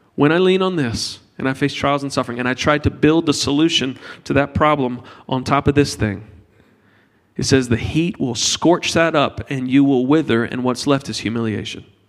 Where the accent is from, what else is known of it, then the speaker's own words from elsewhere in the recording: United States; we're from America